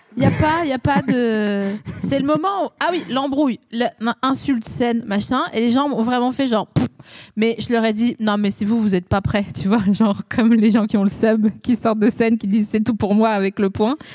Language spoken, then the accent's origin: French; Vosges, Grand Est, France; moi je suis des Vosges